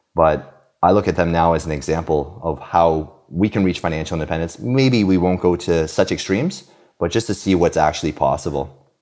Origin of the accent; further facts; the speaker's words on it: Canada; also born or lived in Romania / Halifax, Nova Scotia / Victoria, British Columbia; now in Quebec City, Canada; I was born in Romania, but actually immigrated to Canada when I was two